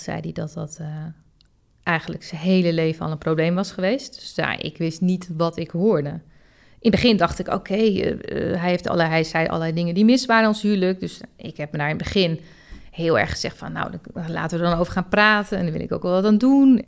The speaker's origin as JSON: {"language": "Dutch", "area": "Het Gooi", "region": "North Holland", "country": "Netherlands", "said": "En ik kom zelf uit Gooi"}